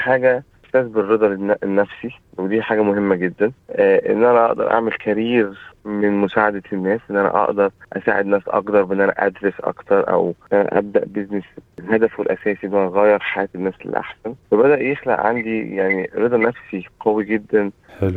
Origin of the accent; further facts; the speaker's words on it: Egypt; also born or lived in Saudi Arabia; now in Australia; انا اصلي من مصر